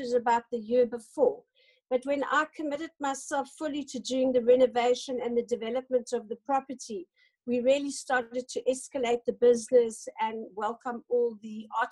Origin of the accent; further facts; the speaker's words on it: Paarl, Western Cape, South Africa; I grew up on Fairview Wine Estate